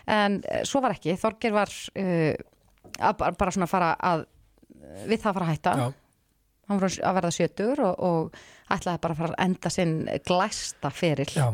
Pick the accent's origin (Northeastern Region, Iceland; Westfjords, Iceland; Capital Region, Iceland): Capital Region, Iceland; Reykjavík; elst upp í mjög góðu yfirleiti þarna Já. í bregaldinu sem var bara dásamlegur staður að alast upp á